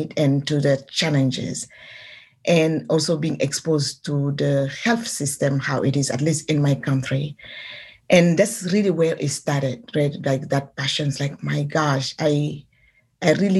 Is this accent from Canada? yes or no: no; Senegal; moved away as an adult; now in San Francisco, United States; I'm from Senegal